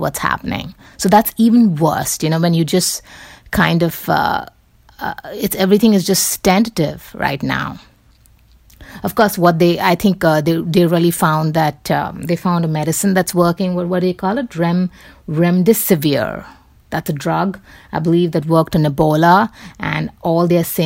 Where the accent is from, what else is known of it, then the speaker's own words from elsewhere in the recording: Mumbai, Maharashtra, India; moved away; I grew up in Bombay.